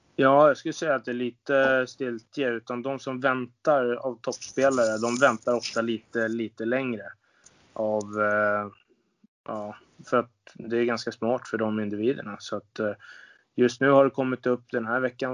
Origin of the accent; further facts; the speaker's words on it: Sweden; also born or lived in Linköping / Austria / Kazakhstan; som svensk